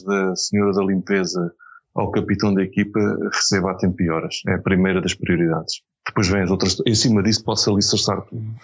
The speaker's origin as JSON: {"language": "Portuguese", "region": "Beira", "country": "Portugal", "said": "Portanto, eu devia ter dito sou benfiquista, sou beirão e republicano."}